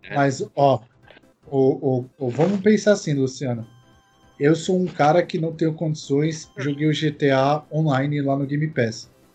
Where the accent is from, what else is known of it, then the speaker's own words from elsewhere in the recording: Brazil; a gente é brasileiro